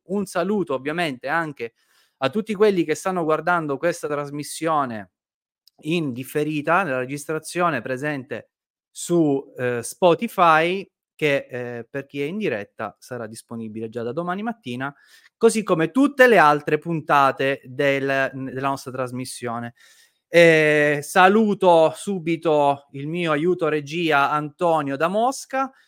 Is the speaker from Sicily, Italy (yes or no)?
yes; Sicily, Italy; Nella mia terra, in Sicilia